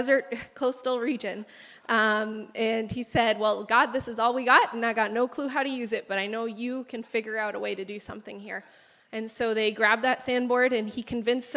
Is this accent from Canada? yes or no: yes; Canada; moved away as an adult; now in Peru; I was born and raised here in Canada, as you can tell by my accent, or lack thereof